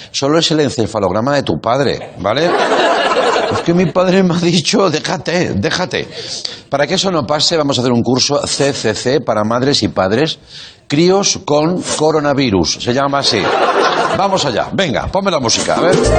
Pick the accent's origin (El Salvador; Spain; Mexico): Spain; Catalonia; ser catalán